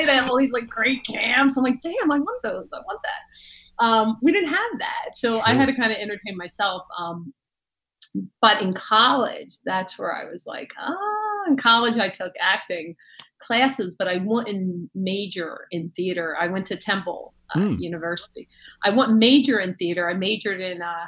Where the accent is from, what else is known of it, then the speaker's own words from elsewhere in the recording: Philadelphia, Pennsylvania, United States; I grew up in South Philly, which is Rocky Balboa territory